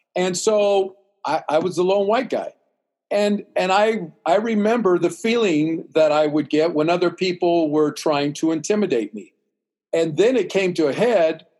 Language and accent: English; Central California, United States; also born or lived in Los Angeles / Oklahoma / Greece; growing up in Central California, we have a large Hispanic community.